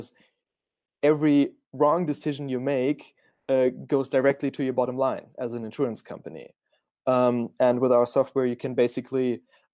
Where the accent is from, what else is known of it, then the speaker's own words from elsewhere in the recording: Frankfurt, Hesse, Germany; I'm originally from Frankfurt, so I'm one of the very few founders, I think, who's a Frankfurter Bub, as we say it. So a homegrown Frankfurt dude